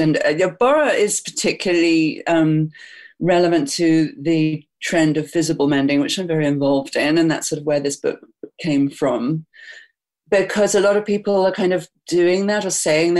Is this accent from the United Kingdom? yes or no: yes; England, United Kingdom; now in New York City, United States; I'm English